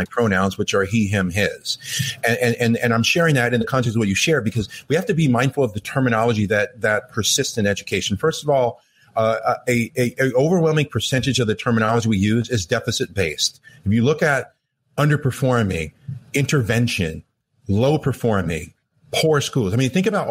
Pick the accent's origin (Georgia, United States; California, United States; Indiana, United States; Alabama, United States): California, United States; Los Angeles; first language English; I grew up in Los Angeles